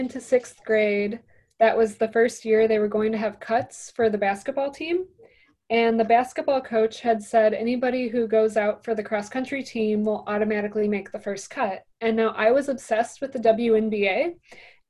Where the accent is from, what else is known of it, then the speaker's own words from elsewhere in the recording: Indiana Dunes, United States; I grew up in the Indiana Dunes.